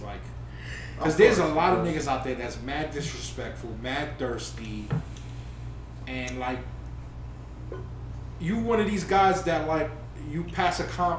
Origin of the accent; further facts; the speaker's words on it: New York, United States; I'm a New Yorker